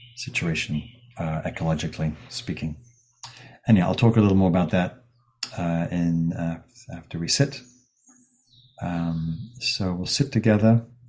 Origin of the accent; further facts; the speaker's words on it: England, United Kingdom; now in California, United States; my home country, England